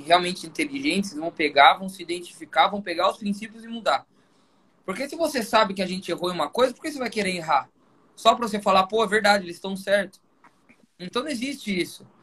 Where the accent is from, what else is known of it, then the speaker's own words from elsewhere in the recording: Sorocaba, São Paulo, Brazil; eu sou de Sorocaba